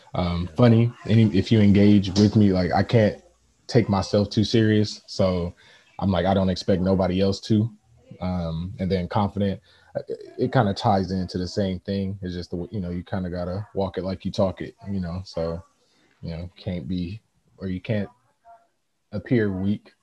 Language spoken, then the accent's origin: English; Oakland, California, United States; also born or lived in San Lorenzo, California / Irvine, California; I was born in Oakland, California. Uh, met Branch at uh, San Lorenzo High School, San Lorenzo, California